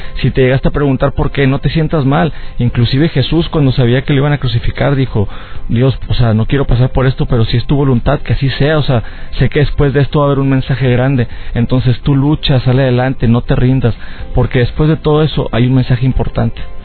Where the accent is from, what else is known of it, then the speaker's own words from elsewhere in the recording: Mexico; aquí también dando conferencias en, en mi país